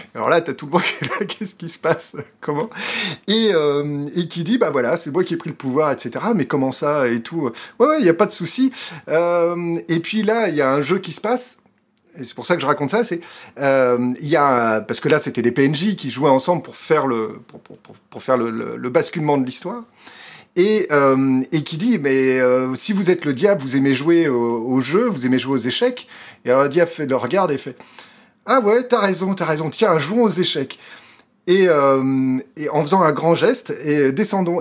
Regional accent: France; moved away as an adult; now in Belgium; je suis français, vivant en Belgique depuis plus de 20 ans

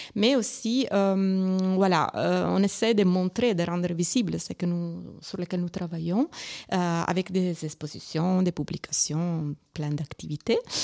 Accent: Italy; accent: Italian; French is a second language; moved away; c'est mon accent italien

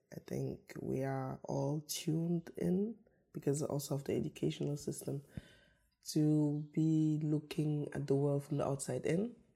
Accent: Karlsruhe, Baden-Württemberg, Germany; also born or lived in Yaoundé, Cameroon; I grew up in Germany, in the south of Germany, in Karlsruhe

